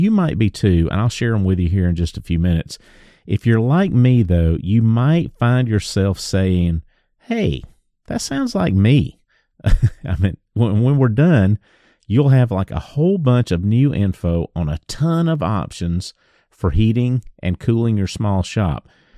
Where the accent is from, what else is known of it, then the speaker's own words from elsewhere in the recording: the South, United States; It's tough being a Southerner, brother.